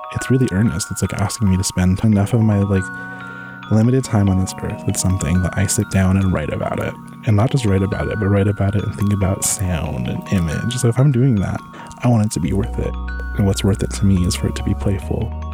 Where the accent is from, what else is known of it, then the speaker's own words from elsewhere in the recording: San Diego, California, United States; now in Bay Area, United States; I grew up in San Diego, California, specifically National City and Chula Vista